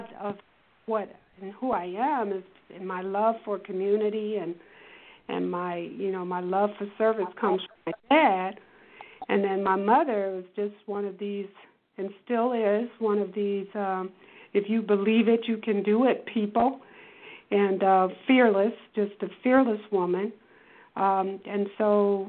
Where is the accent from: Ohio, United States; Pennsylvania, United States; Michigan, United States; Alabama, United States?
Michigan, United States; Detroit; I'm a native Detroiter. I was born in Detroit, and for those who herald from the east side of Detroit, I'm originally an east sider